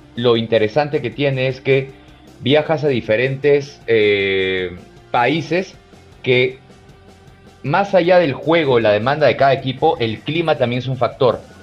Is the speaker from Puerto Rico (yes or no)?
no; Peru; soy peruano